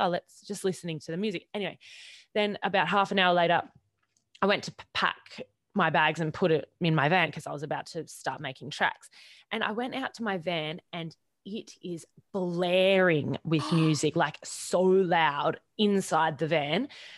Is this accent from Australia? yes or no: yes; Queensland, Australia; also born or lived in Sydney; I was driving from Sydney up to Queensland back home